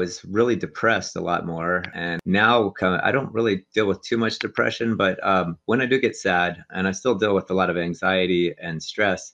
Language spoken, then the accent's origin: English; near Pittsburgh, Pennsylvania, United States; now in Los Angeles, United States; I grew up near Pittsburgh